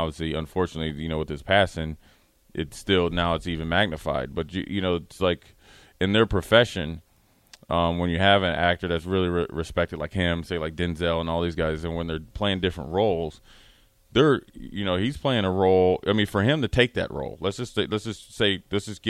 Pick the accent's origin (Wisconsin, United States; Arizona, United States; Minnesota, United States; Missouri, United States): Minnesota, United States; I'm coming from Minnesota